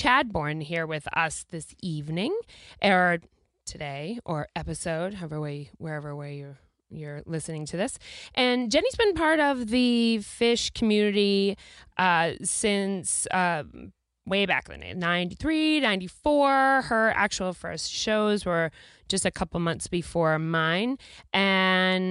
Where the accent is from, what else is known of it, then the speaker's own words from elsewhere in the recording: New Jersey, United States; I'm from Jersey